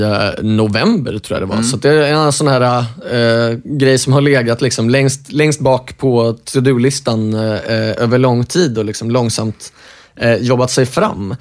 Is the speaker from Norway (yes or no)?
yes; Norway; moved away; jag är uppvuxen i, eh, i Norge